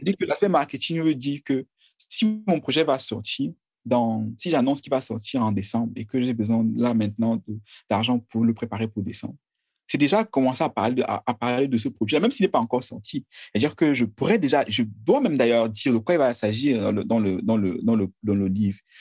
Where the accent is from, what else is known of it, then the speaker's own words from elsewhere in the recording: Menoua, West, Cameroon; je suis Camerounais, je, je suis euh, de la Menoir